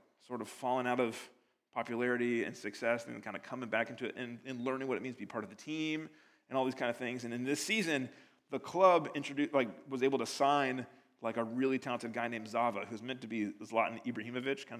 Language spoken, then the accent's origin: English; United States; now in United Kingdom; As an American living over here